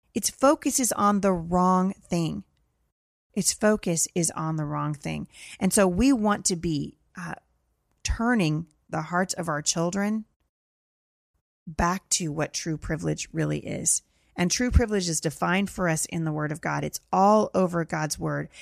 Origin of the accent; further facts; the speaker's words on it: Portland, Oregon, United States; my hometown of Portland, Oregon.